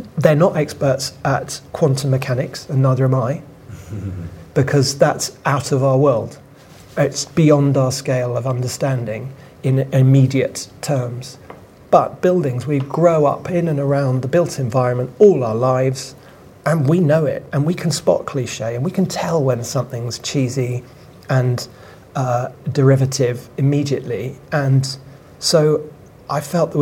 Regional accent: London, United Kingdom; I was brought up in Wood Green

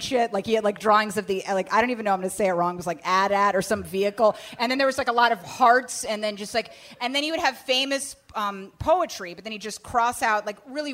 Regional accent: Bethesda, Maryland, United States; I grew up in Maryland, in Bethesda, Maryland

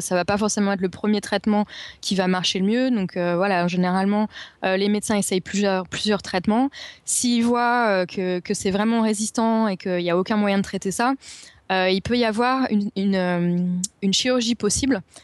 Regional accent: Paris, Île-de-France, France; now in London, United Kingdom; je suis parisienne

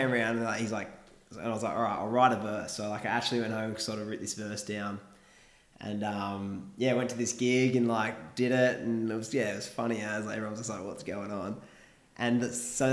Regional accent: Kiama, New South Wales, Australia; we're from Kiama, both from Kiama.

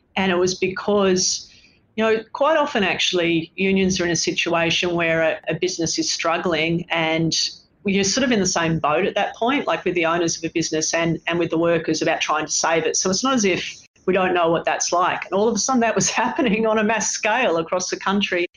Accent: Sydney, New South Wales, Australia; moved away as an adult; now in Melbourne, Australia; I live by myself in Melbourne and I'm from Sydney.

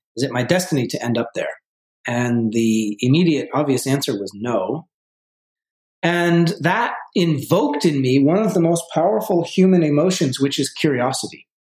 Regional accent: Vermont, United States; moved away as an adult; also born or lived in New York City; I grew up originally in Vermont, in a in a small town, two thousand people uh, in Vermont

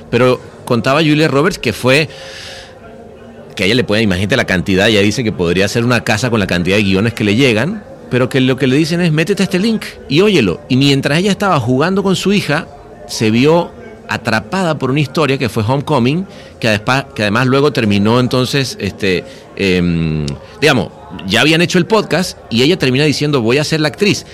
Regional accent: Venezuela; de chico en Venezuela

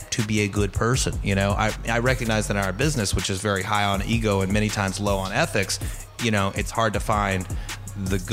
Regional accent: Angleton, Texas, United States; moved away as an adult; also born or lived in Bryan, Texas / New York City; I grew up outside of Houston, about 40 miles outside of Houston, in a little small town called Angleton

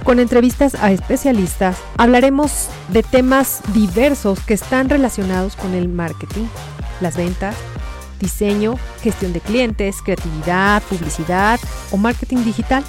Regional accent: Mexico; Soy de México

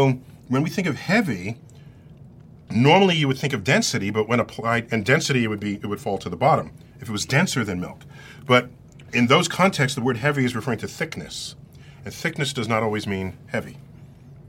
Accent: New York, United States; I'm an East Coaster, born and raised in New York

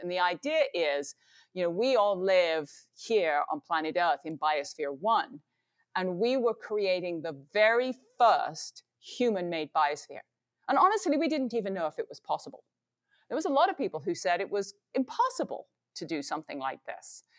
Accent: England, United Kingdom; Growing up in England

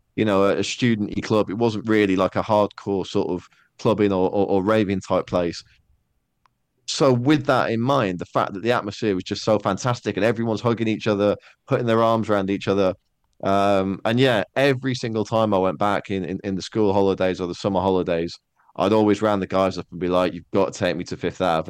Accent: Netherlands; moved away as an adult; also born or lived in Manchester, United Kingdom; I did most of my growing up in Holland. Like, I was there for nine, nine and a half years

